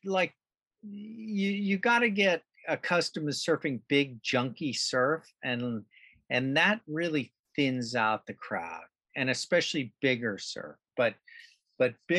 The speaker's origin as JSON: {"language": "English", "region": "Southern California", "country": "United States", "tie": "born or raised there", "also_born_or_lived": "Malibu / Santa Monica / Broken Head, New South Wales, Australia", "moved": "as an adult", "said": "I grew up in Southern California, and surfing was obviously a big part of the culture"}